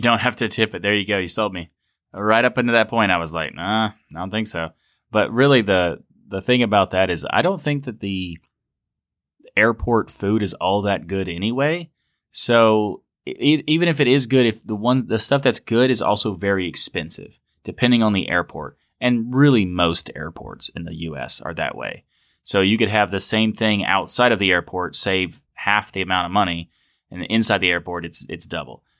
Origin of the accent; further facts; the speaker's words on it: United States; Coming back as an American to America